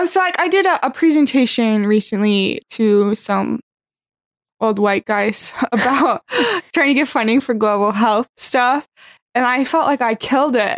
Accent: Pella, Iowa, United States; I'm from a small town in Iowa called Pella

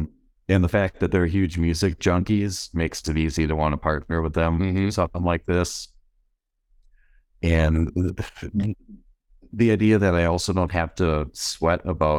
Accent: West Bend, Wisconsin, United States; This concept isn't original or specific to West Bend, Wisconsin.

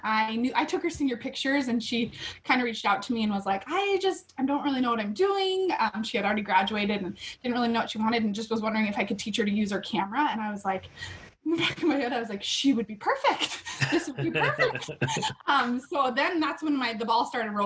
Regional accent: Havre, Montana, United States; moved away as an adult; also born or lived in North Carolina; I was born and raised in Montana, a little on the, it's called the High Line up in Havre, Montana

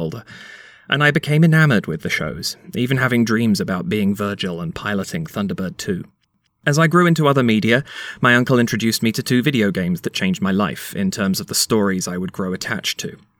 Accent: London, United Kingdom; now in Canada; I'm from the UK originally. I was born in London in 85

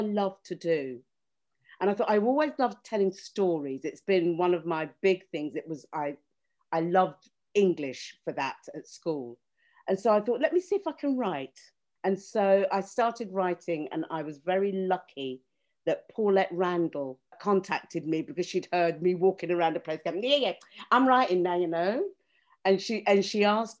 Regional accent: Jamaica; moved away as an adult; now in United Kingdom; when I was growing up in Jamaica

